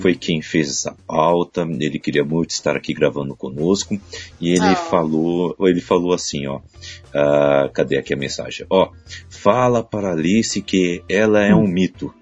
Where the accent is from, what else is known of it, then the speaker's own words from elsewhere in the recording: Brazil; eu sou brasileiro